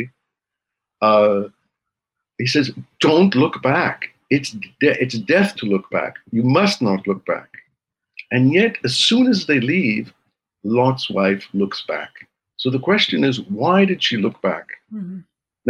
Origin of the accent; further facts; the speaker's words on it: Montreal, Quebec, Canada; now in Jerusalem, Israel; I grew up in Montreal, which was a very multicultural place.